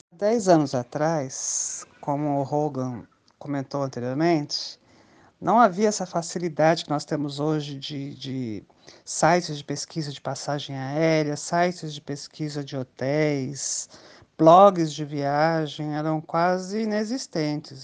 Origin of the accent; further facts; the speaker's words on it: Brasília, Federal District, Brazil; Eu sou de Brasília